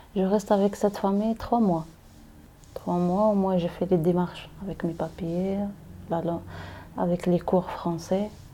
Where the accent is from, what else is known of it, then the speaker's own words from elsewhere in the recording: Meknes, Fès-Meknès, Morocco; French is a second language; moved away as an adult; now in Paris, France; je viens au Maroc. Au Maroc, la ville, c'est Meknes.